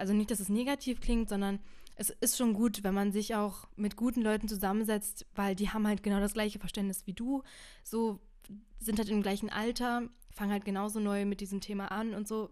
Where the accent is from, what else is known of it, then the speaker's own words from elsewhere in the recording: Brandenburg, Germany; ich bin in Brandenburg zwölf Jahre zur Schule gegangen